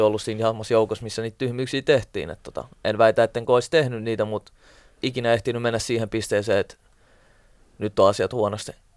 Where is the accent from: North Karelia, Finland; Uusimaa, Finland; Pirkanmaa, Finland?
Uusimaa, Finland; Helsinki; also born or lived in Siltamäki, Helsinki; kun mä muutin kuitenkin Siltamäestä, mitä yhdeksänvuotiaan pois, mä muutin tuonne Itä-Helsingin puolelle